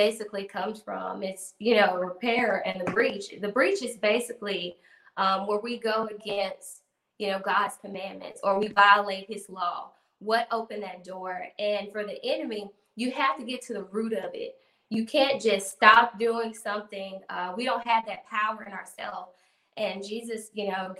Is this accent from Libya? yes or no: no; Grenada, Mississippi, United States; I came back to my hometown in Grenada